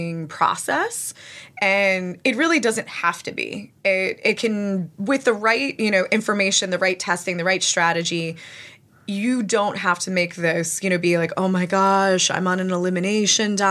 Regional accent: New Jersey, United States; also born or lived in California; my Jersey attitude

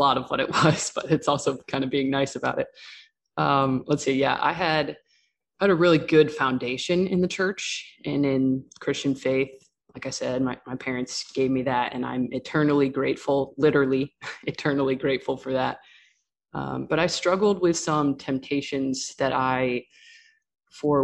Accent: New York, United States; I grew up on the East Coast, mostly New York, not the city

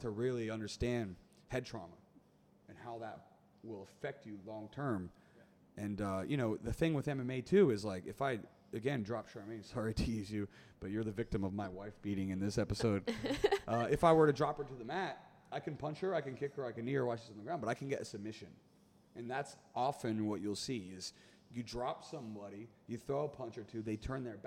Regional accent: United States; I'm an American

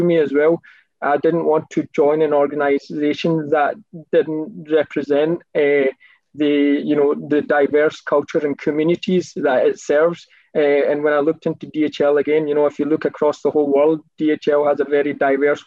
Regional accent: Scotland, United Kingdom; I've always pretty much stayed in UK. I've never moved abroad or anything. I've been back home a couple of times, but I would class myself as 100% pure British. And I'm from Scotland

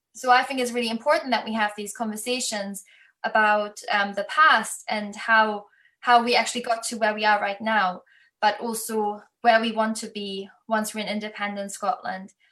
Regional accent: Germany; moved away as an adult; now in United Kingdom; I'm from Germany. So I grew up in school with constantly learning about the Holocaust

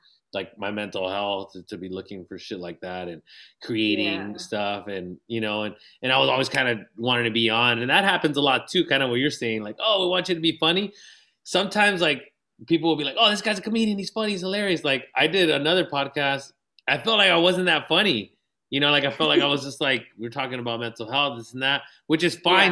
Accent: National City, California, United States; I grew up in National City

